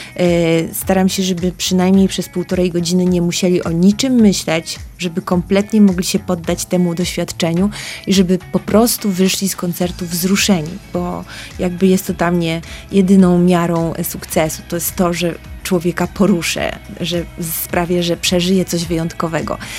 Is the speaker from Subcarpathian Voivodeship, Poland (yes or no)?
no; Piotrków Trybunalski, Łódź Voivodeship, Poland; also born or lived in Tokyo; wyjechałam z Piotrkowa Trybunalskiego do Tokio